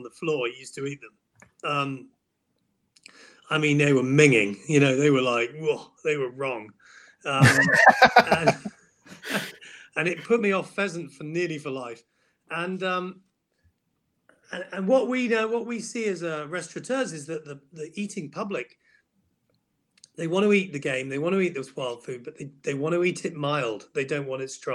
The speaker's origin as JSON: {"language": "English", "country": "United Kingdom"}